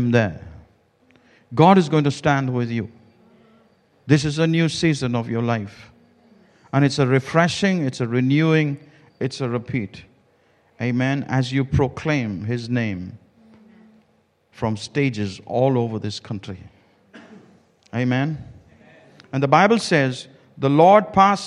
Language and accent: English; India; I come from India